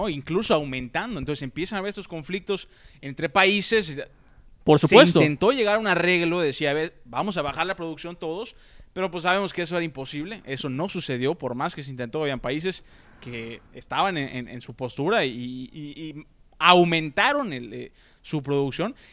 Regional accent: Mexico

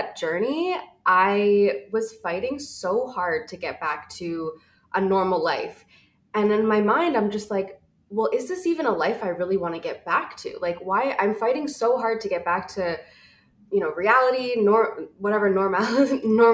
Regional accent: Toronto, Ontario, Canada; moved away as an adult; now in Vancouver, Canada; I'm actually originally from Toronto. I moved here about 7 years ago

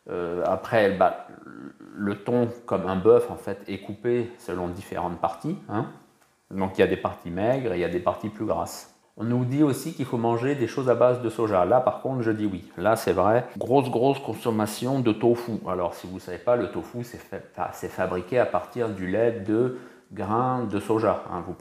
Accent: France; moved away; also born or lived in Okinawa

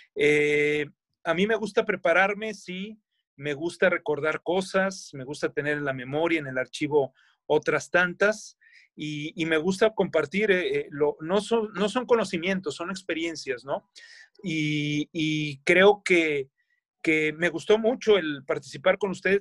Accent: Monterrey, Nuevo León, Mexico; also born or lived in Pachuca, Hidalgo; yo soy regio por adopción yo nací en Pachuca Hidalgo, eh, vivo aquí en Monterrey

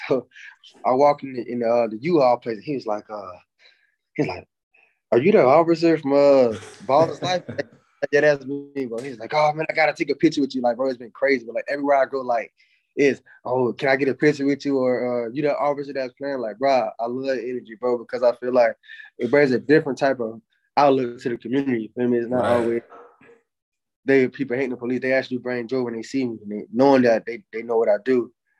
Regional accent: Jacksonville, Florida, United States; I grew up in I grew up in Jacksonville, which is like

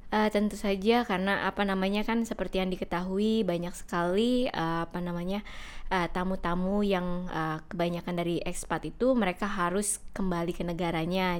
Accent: Jakarta, Indonesia; first language Indonesian; moved away as an adult; now in Bali, Indonesia; menetap lebih lama di kota Jakarta di mana saya dibesarkan dan disekolahkan sampai tamat SMA

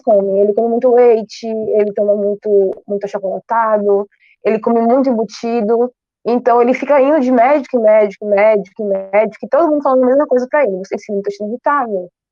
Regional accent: Bahia, Brazil; also born or lived in Itacaré, Bahia; Hoje eu moro em Itacaré, mas eu nasci em Gambu e aqui na Bahia também

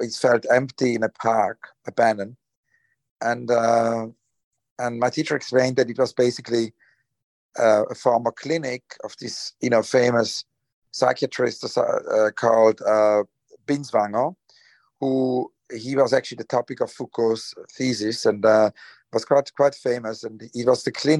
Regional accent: Switzerland; also born or lived in Zurich, Switzerland; I grew up in Switzerland. I was born in Zurich, but then my childhood was in Rheinfeld. It's kind of a small town in the eastern part of Switzerland.

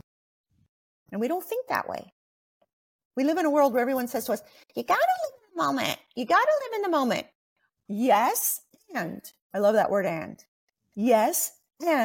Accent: Montreal, Quebec, Canada; I'm actually from Montreal

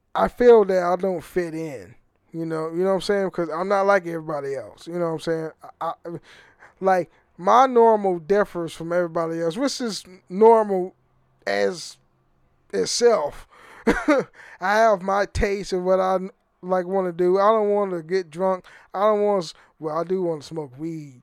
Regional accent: Oakland, California, United States; moved away; I'm from the Fruitvale area, Oakland, California

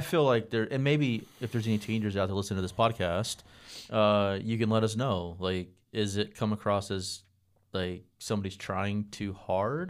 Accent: Texas, United States; moved away as an adult; now in North Carolina, United States; coming from Texas

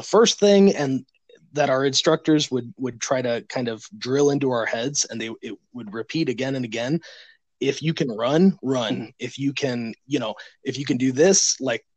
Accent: Chicago, Illinois, United States; now in Winston-Salem, United States; I'm originally from Chicago. I'm now in Winston-Salem

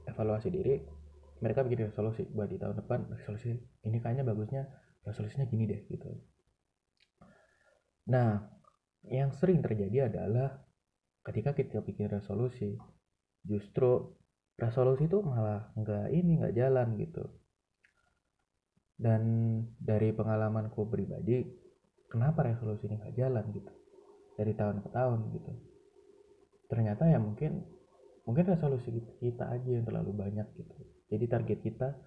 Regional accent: Malang, East Java, Indonesia; aku ya sebagai warga Malang sebagai orang yang emang dari lahir udah tinggal di Malang

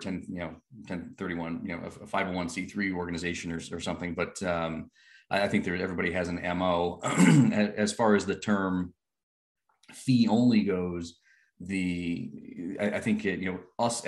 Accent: Rhode Island, United States; I grew up in Rhode Island

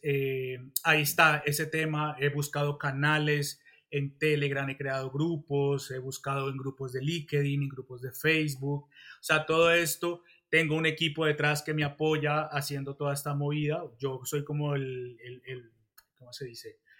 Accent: Colombia; moved away as an adult; now in Spain; soy colombiano, pero pues también soy español

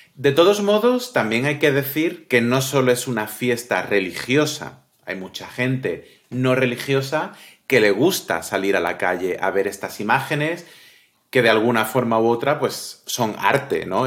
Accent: Cádiz, Andalusia, Spain; Como buen gaditano, buena persona de Cádiz

